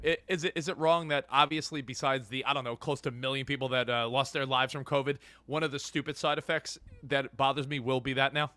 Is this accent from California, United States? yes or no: no; New York, United States; I grew up in New York